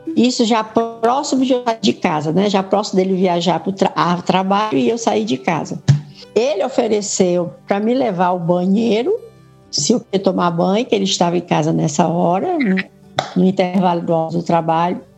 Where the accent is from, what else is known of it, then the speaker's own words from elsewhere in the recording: Fortaleza, Ceará, Brazil; also born or lived in São Paulo; eu vim para Fortaleza